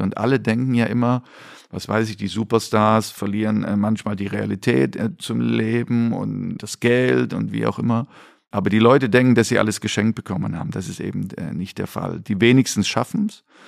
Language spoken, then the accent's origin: German; East Germany, Germany; moved away; ich dann so als Ossi